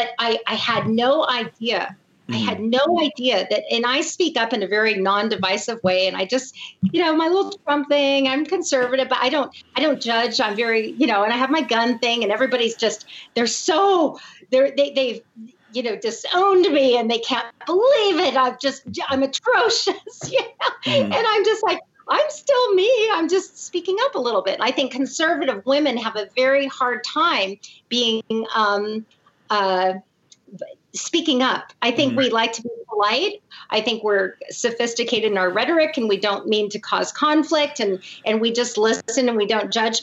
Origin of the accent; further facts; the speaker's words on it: Portland, Oregon, United States; also born or lived in Fort Knox, Kentucky / Eugene, Oregon; I was born in Fort Knox, Kentucky. My father, I was adopted into a military family. My father was a full colonel in the Army, and then we moved out to Portland where my mother's family was. And I was raised in private Catholic schools in Portland